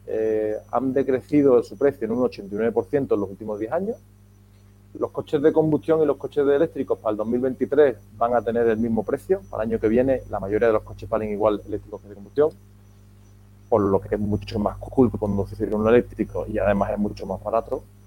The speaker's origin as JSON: {"language": "Spanish", "town": "Seville", "region": "Andalusia", "country": "Spain", "also_born_or_lived": "Madrid / New Orleans", "moved": "yes", "lives_now": "Málaga, Spain", "said": "yo soy de Sevilla"}